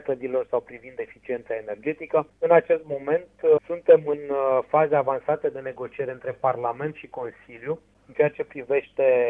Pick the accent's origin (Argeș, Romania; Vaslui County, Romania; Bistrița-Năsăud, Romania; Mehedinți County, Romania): Mehedinți County, Romania; Drobeta-Turnu Severin; de municipiul Turnul Severin, orașul meu natal